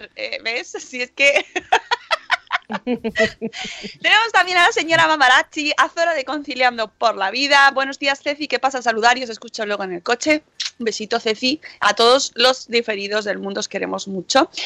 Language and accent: Spanish; Spain; somos españoles